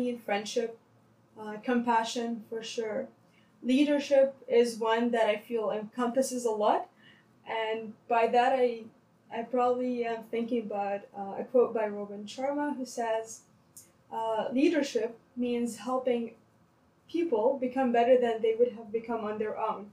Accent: Lebanon; English is a second language; moved away as an adult; now in Toronto, Canada; I was in Lebanon for my high school

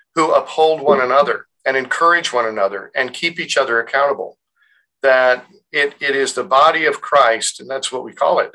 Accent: United States; are we culturally American because we grew up in America?

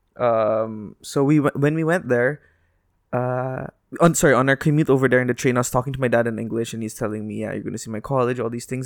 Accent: Dubai, United Arab Emirates; I was born here, like, I couldn't, I can say, like, I was born in Dubai Hospital.

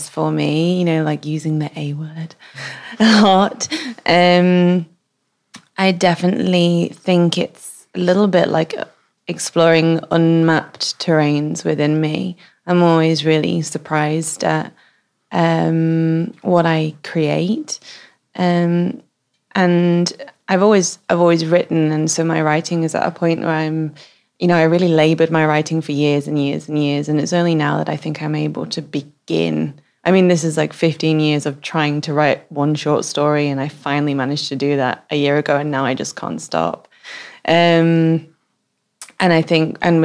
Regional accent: Manchester, North West England, United Kingdom; moved away as an adult; also born or lived in Paris / Hong Kong / London; now in Oslo, Norway; I grew up in Manchester and I have traveled all around the world. I've lived in Paris, Hong Kong, London.

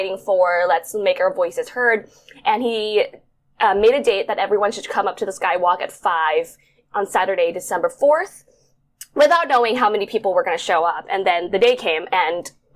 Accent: Bangkok, Thailand; moved away as an adult; also born or lived in New York, United States; I was born and raised in Bangkok, Thailand, but I moved to the States to study, and I spent 9 years there

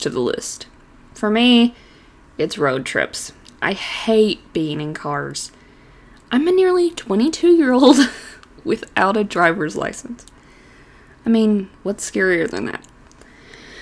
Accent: Eastern Kentucky, United States; I'm an Appalachian native myself, hailing from Eastern Kentucky

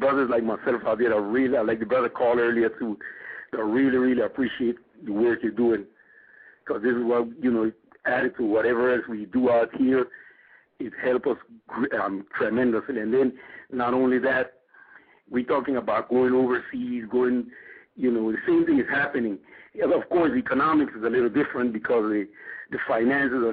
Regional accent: Panama; also born or lived in South Carolina; now in United States; I'm from Panama to start with. I'm way down in Central America.

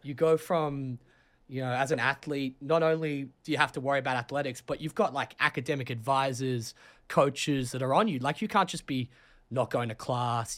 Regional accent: Sydney, New South Wales, Australia; moved away as an adult; also born or lived in London, United Kingdom; now in New Haven, United States; I'm from Sydney, Australia, uh, born in London.

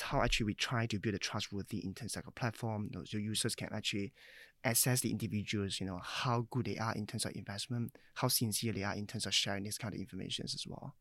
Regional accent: China; moved away as an adult; now in Singapore; I was born in China, so I came here at age about nineteen

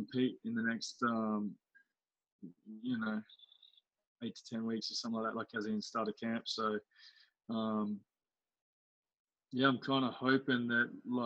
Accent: Australia; as an Aussie

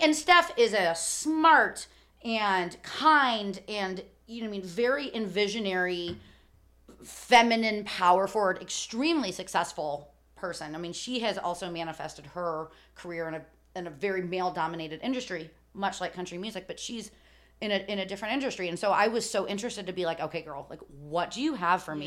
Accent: Chicago, Illinois, United States; growing up in Chicago

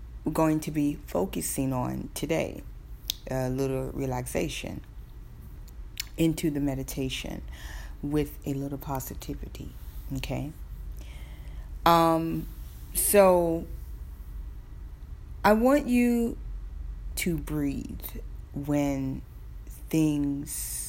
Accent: the South, Southern United States, United States; accent: Southern; my Southern accent

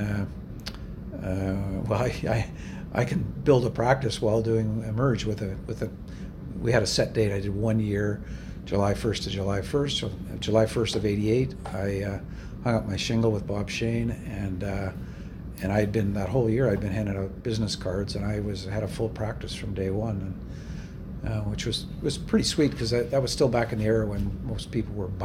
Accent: Vancouver, British Columbia, Canada; where I grew up in Vancouver

